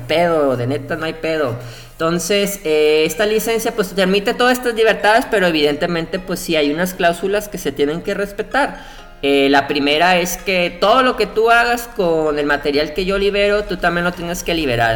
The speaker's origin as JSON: {"language": "Spanish", "region": "Colima", "country": "Mexico", "said": "nosotros tenemos un fuerte problema acá en rancho, somos de Colima."}